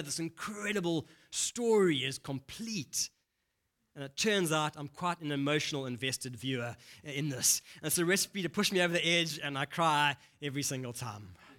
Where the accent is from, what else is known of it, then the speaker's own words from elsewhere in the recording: Durban, KwaZulu-Natal, South Africa; accent: Durban; moved away; I grew up in Durban, so I have a bit of a Durban accent